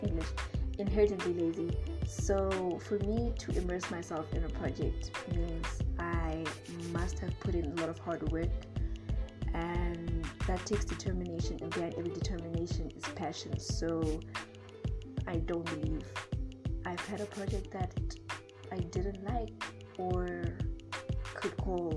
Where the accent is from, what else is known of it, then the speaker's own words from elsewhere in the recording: Namibia; moved away as an adult; also born or lived in Zimbabwe; now in South Africa; I was born in Zimbabwe, but I grew up in Namibia. And I've lived here for 17 years